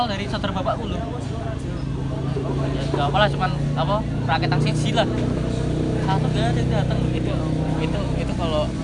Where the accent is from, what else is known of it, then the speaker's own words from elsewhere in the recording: Medan, North Sumatra, Indonesia; kita orang Medan walaupun kita bodoh-bodoh kayak gini tapi tetap tetap toleran